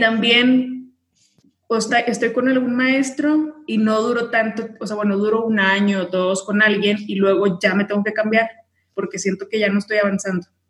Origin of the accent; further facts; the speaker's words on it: Tamaulipas, Mexico; moved away as an adult; now in Mexico City, Mexico; vivo en Ciudad de México, pero soy de Tamaulipas